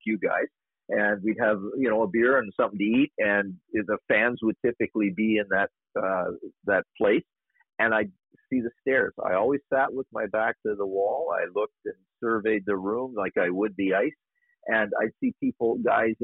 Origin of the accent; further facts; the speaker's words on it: Sarnia, Ontario, Canada; a kid growing up in Sarnia, Ontario, Canada